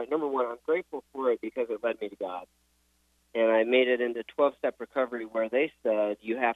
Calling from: Utah, United States; in Utah.

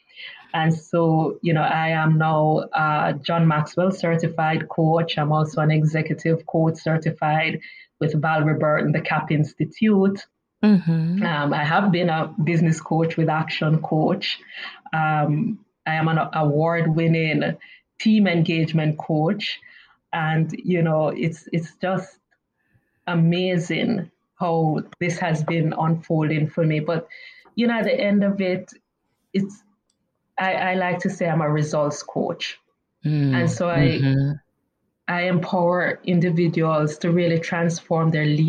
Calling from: Kingston, Jamaica; calling from sunny, beautiful Kingston, Jamaica

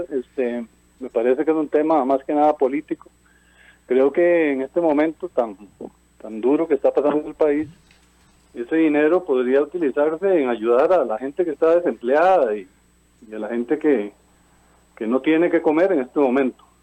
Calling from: Cartago, Costa Rica; de Cartago.

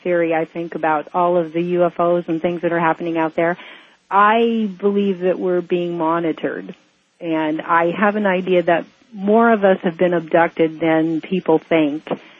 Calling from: Hawaii, United States; I'm calling from Hawaii.

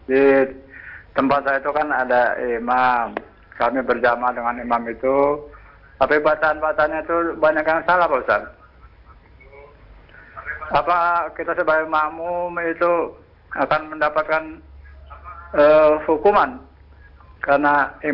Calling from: Kuningan, West Java, Indonesia; Saya dari … dari Kuningan Jawa Barat, Pak.

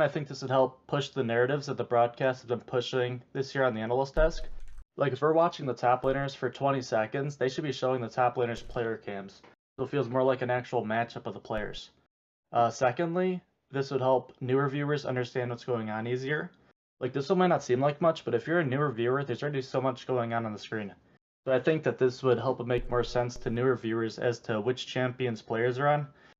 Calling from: Cleveland, Ohio, United States

